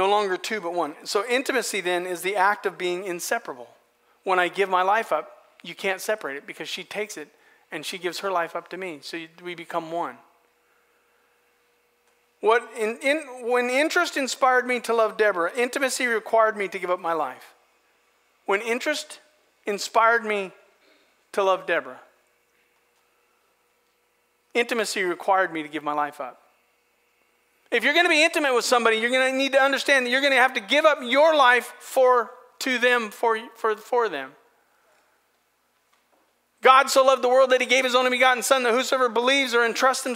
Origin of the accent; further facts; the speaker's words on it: Astoria, Oregon, United States; I'm from Astoria, born and bred.